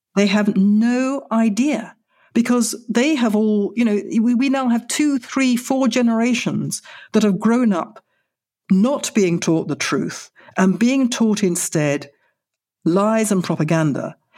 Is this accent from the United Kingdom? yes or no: yes; United Kingdom; moved away as an adult; now in Israel; I am British. I will always be British. Britain made me